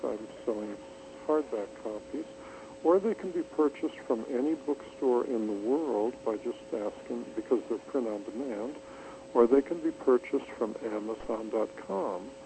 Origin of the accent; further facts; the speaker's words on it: Wisconsin, United States; I'm from Wisconsin